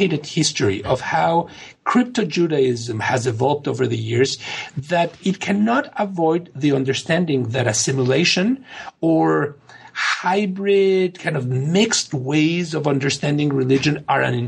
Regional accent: Mexico; now in United States; when growing up in Mexico

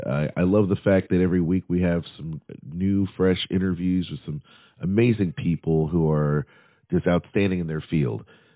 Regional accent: Nashville, Tennessee, United States; it's my hometown

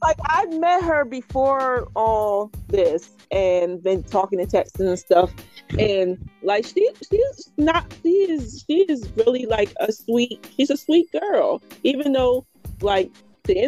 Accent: Chester, Pennsylvania, United States; moved away; I was from Chester, which is kind of close to it

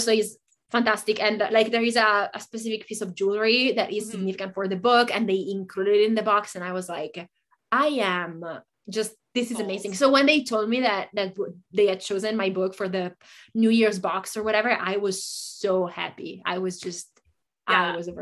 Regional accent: Italy; moved away as an adult; also born or lived in Japan / Germany; now in United States; I grew up in Italy

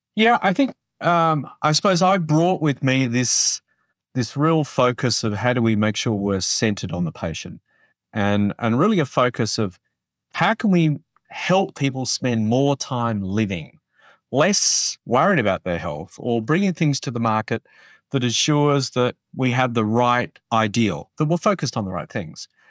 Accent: Australia; moved away; I grew up in Australia, um, so I do have an accent

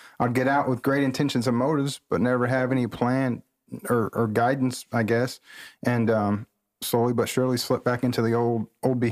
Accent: Centralia, Illinois, United States; moved away as an adult; now in Springfield, United States; growing up in Centralia, you know, just a lot of crime in the streets

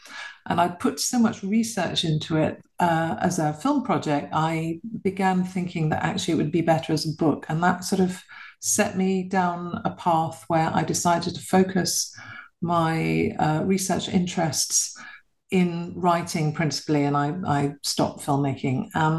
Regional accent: London, United Kingdom; I was born and bred in London to a British mother and a Polish father.

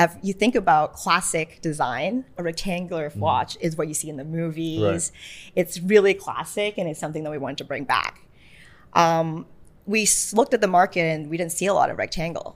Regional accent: Toronto, Ontario, Canada; Canadian. I'm from Toronto

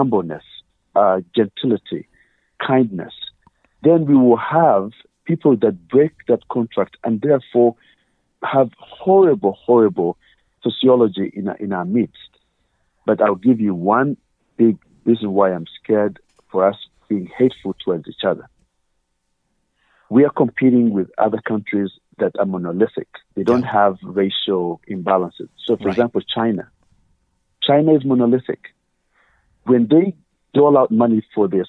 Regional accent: Uganda; moved away; I'm originally African, obviously, as you can tell from my accent. I'm Ugandan

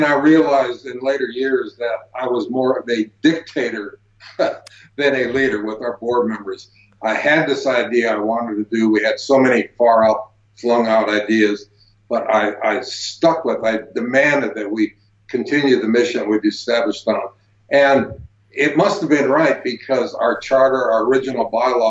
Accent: Prescott, Arizona, United States; here in my hometown area of Prescott, Arizona, up in northern Arizona, up in the mountains. And the people of the local town where I grew up at here

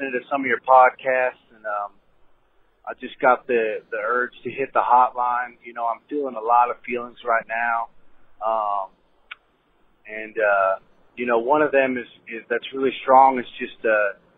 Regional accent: Albuquerque, New Mexico, United States; moved away as an adult; I'm from Albuquerque

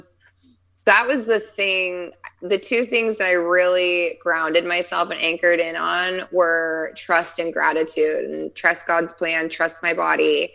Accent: Wheat Ridge, Colorado, United States; moved away as an adult; now in Chula Vista, United States; I grew up outside of Denver in like a suburb of Denver in Wheat Ridge, Colorado

